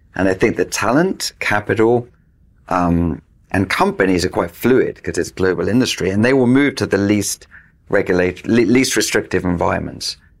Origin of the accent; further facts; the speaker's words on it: United Kingdom; I'm British